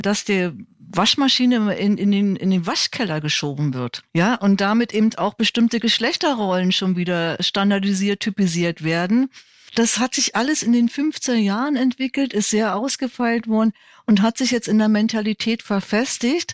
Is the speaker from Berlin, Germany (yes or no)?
yes; Berlin, Germany; ich bin Berlinerin